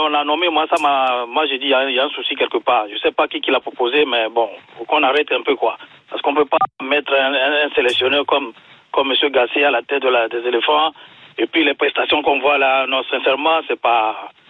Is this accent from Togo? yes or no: yes; Togo; je suis togolais